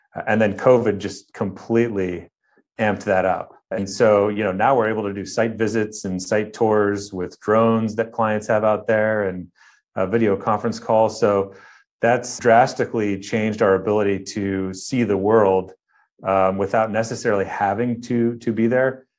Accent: Cleveland, Ohio, United States; now in Irvine, United States; I grew up in Ohio, uh, on the outskirts of Cleveland, Ohio

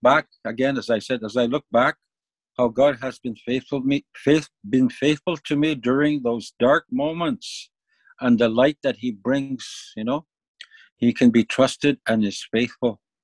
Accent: Moose Factory, Ontario, Canada; moved away; Moose Factory comes to my mind, my hometown

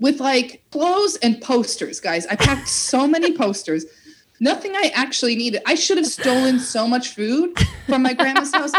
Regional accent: small town outside Chicago, Midwest, United States; moved away as an adult; now in Los Angeles, United States; I'm from a small town outside of Chicago that I call Chicago

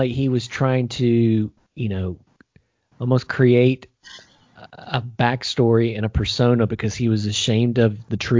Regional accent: United States; moved away

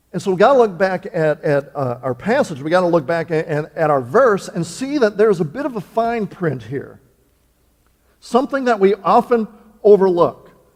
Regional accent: Wisconsin, United States; moved away; I was born and raised in Wisconsin, but I'm here in the promised land now

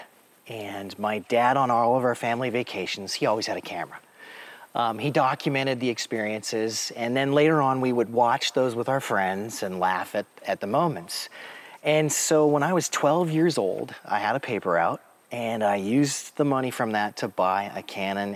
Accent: Tacoma, Washington, United States; moved away as an adult; now in Sheridan, United States; I was born and raised in the West Coast, graduated from high school in Tacoma, Washington. And then in 1991, my dad took a job here in Sheridan, and I was 19, and I came too

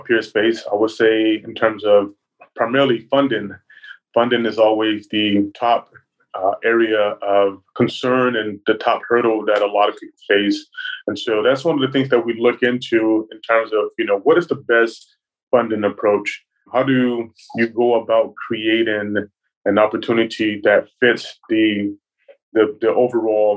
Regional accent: Dallas, Texas, United States; moved away as an adult; now in Atlanta, United States; I'm originally from Dallas, Texas, and then moved to Atlanta to get an MBA at Georgia Tech.

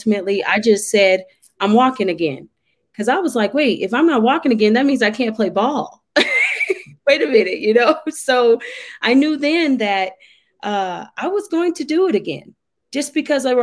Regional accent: Denver, Colorado, United States; now in Colorado Springs, United States; I am from Denver, Colorado. Currently, I live in Colorado Springs, Colorado, and I love it. So I am a Colorado native.

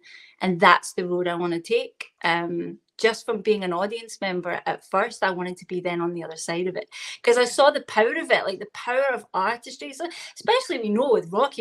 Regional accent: Glasgow, Scotland, United Kingdom; accent: Scottish; I am in Glasgow, Scotland. So that's the accent you're hearing right now.

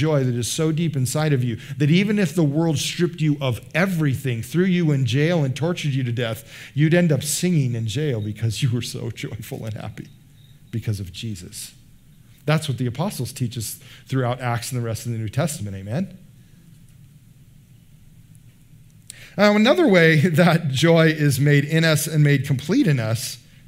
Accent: United States

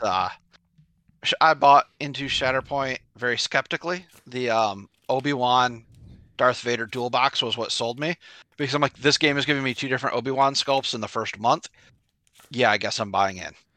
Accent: Nashville, Tennessee, United States; I am from Nashville, Tennessee

